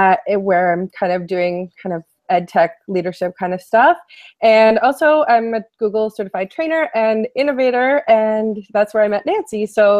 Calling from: Toronto, Ontario, Canada; I'm broadcasting here from Toronto today.

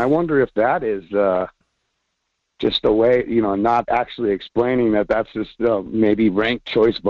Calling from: Homer, Alaska, United States; Hello. Hi. … from Homer.

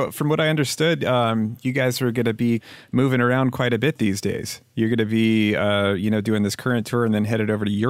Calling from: California, United States; hey Ben, I was going to say I'm calling you from Humboldt County.

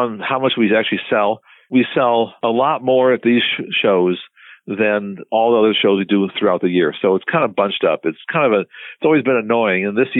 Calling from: Fort Wayne, Indiana, United States; Fort Wayne, Indiana.

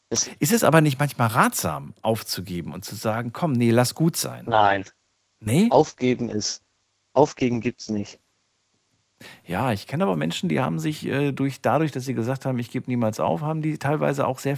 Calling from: Freiburg, Baden-Württemberg, Germany; Servus, ich komme aus Freiburg.

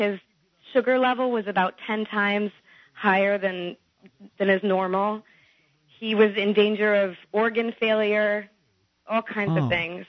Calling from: New York City, New York, United States; I'm calling from New York City, and I have a police horror story from New Year's Eve.

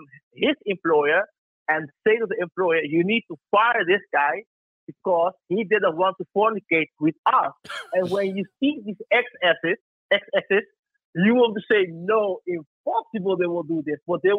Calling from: Netherlands; I'm calling from the Netherlands, by the way.

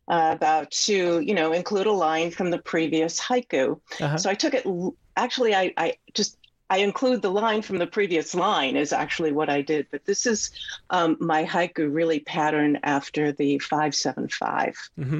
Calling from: just outside of San Francisco, California, United States; I'm calling from just outside of San Francisco, a little bit south.

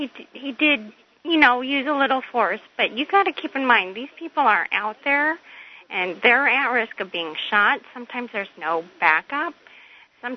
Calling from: Alaska, United States; I'm calling from Alaska

